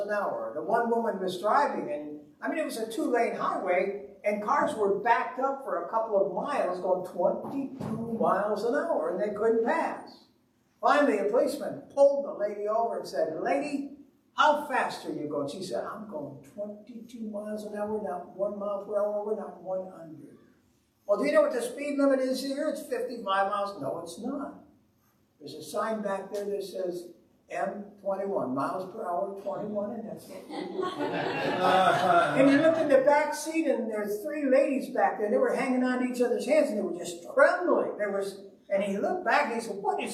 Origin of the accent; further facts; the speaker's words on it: Owosso, Michigan, United States; We're from Owosso, which is a town of about 14,000 people